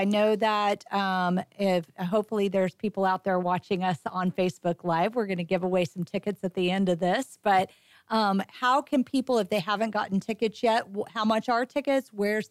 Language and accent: English; Cajun, Louisiana, United States; I am Cajun